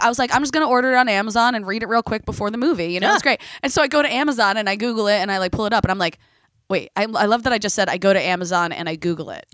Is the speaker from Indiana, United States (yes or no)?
no; Tewksbury, New Jersey, United States; I grew up in Tewksbury, New Jersey